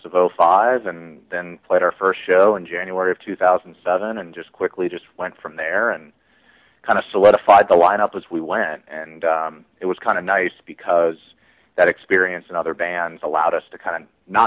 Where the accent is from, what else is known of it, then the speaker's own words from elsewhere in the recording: Cincinnati, Ohio, United States; we're all from Cincinnati, Ohio